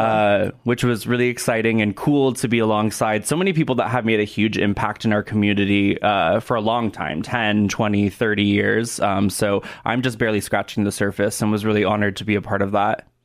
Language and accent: English; Portland, Oregon, United States; moved away as an adult; also born or lived in Los Angeles / New York / South Dakota; now in Sioux Falls, United States; I am originally from Portland, Oregon. That's where I was born and raised.